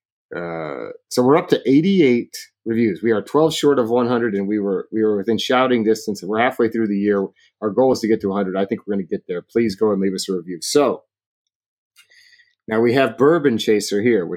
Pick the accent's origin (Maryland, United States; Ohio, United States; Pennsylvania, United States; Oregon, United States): Oregon, United States; Cottage Grove; my hometown of Cottage Grove, Oregon